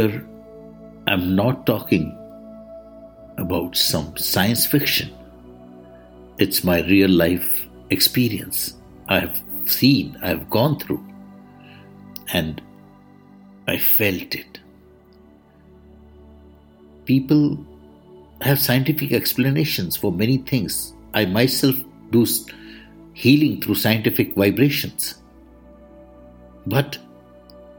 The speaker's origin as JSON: {"language": "English", "country": "India", "said": "I am the Indian monk."}